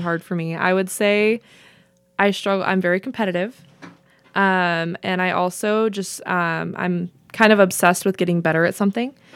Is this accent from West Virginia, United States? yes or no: no; Vale, Oregon, United States; moved away as an adult; also born or lived in Portland, Oregon / Corona, California / Las Vegas, Nevada / Idaho; now in Pendleton, United States; I tell everyone I'm from Vail, Oregon